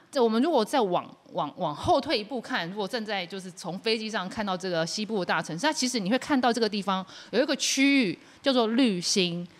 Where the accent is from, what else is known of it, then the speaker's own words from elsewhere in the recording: Yilan County, Taiwan; also born or lived in Taipei; 毕竟我是宜兰长大的孩子